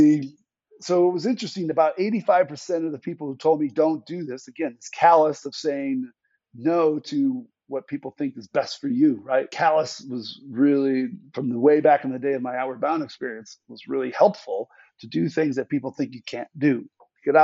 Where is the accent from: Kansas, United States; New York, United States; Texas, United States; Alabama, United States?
New York, United States; Western; also born or lived in Alaska; my hometown of Western New York